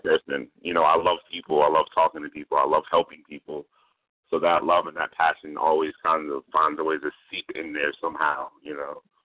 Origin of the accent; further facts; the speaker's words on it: Norfolk, Virginia, United States; I am from Virginia. I am from Norfolk, Virginia.